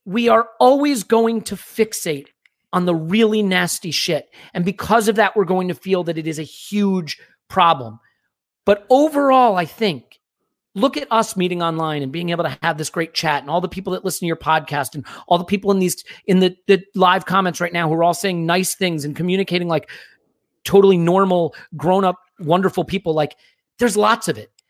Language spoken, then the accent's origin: English; United States; I'm an American